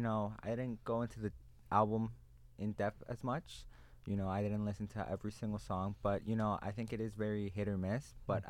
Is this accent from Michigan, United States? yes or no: no; Homewood, Illinois, United States; from South Suburbs of Chicago. Hoflo, Homewood Flossmore out here representing.